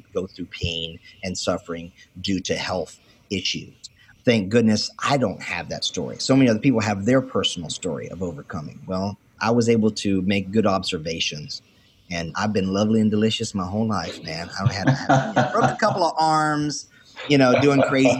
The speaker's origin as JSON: {"language": "English", "region": "North Carolina", "country": "United States", "tie": "born or raised there", "also_born_or_lived": "Wilmington, North Carolina / Fayetteville, North Carolina / Charlotte, North Carolina / Lumberton, North Carolina", "accent": "country", "moved": "yes", "lives_now": "Central Florida, United States", "said": "I'm a country boy from North Carolina, central region, born in Wilmington, grew up in Fayetteville, Charlotte, Lumberton, mid-state kind of stuff. I'm in Central Florida now"}